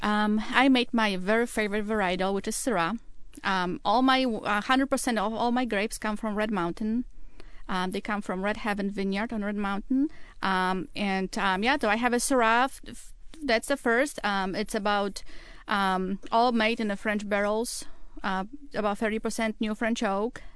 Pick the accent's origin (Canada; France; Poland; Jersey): Poland; English is a second language; moved away as an adult; now in Seattle, United States; I'm originally from Poland. I, um, was born and raised and I went to school in Poland and came here about nineteen